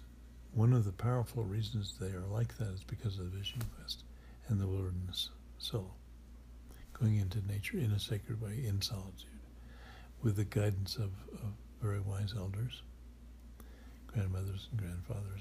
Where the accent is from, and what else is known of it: White Mountains, New Hampshire, United States; born or raised there; moved away